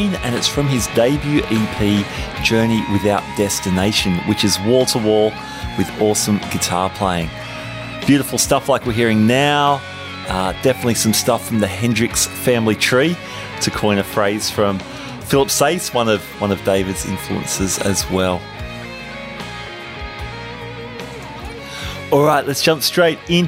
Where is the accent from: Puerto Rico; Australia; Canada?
Australia; Sydney, New South Wales; This is the show that I produce in Sydney, Australia, my hometown